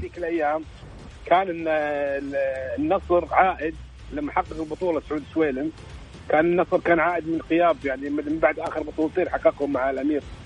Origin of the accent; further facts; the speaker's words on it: Kuwait; عندنا في الكويت